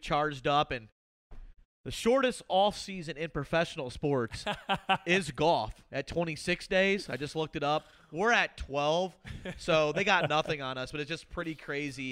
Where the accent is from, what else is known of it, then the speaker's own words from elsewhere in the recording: Illinois, United States; Me growing up in Illinois